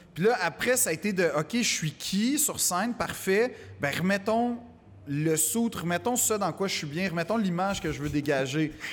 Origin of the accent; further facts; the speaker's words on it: Quebec, Canada; accent: Québécois; mon accent québécois